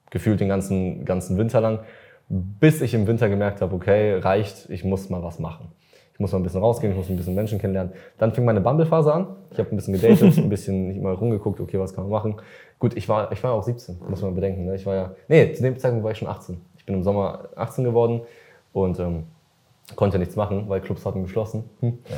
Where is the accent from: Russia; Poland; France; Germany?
Russia; okay, ich bin Russe, alle erwarten von mir, dass ich trinke, ich bin jetzt 16 scheiß drauf.